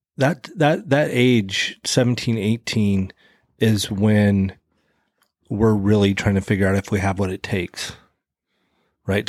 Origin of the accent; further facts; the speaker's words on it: Idaho, United States; I'm from Idaho.